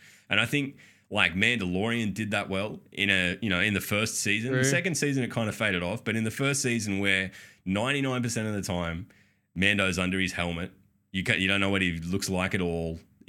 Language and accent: English; Australia; We're Australian. Everything sounds weird to us.